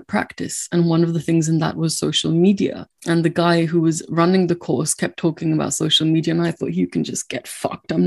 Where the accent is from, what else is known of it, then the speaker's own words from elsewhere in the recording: India; now in United Kingdom; I didn't grow up in this country. I grew up in India